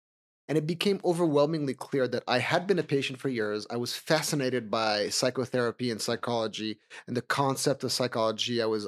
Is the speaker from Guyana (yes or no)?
no; Switzerland; moved away as an adult; now in New York, United States; So I'm Swiss originally. I grew up in Switzerland and I spent the first 20 years of my career working in finance. I built two companies from the ground up. And during that time, I also moved to New York.